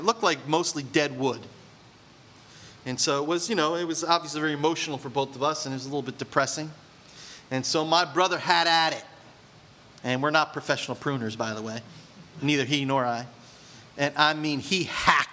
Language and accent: English; Point Pleasant, United States; I grew up in Point Pleasant.